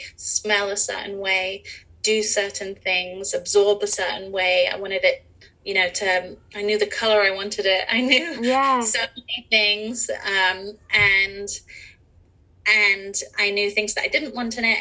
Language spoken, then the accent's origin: English; England, United Kingdom; moved away as an adult; also born or lived in Europe; now in Los Angeles, United States; I grew up in England and in Europe